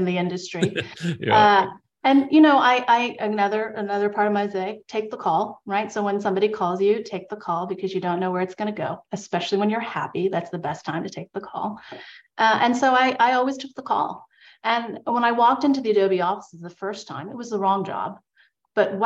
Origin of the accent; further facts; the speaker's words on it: New York, United States; I grew up in New York, as we discussed, it's the New Yorker in me.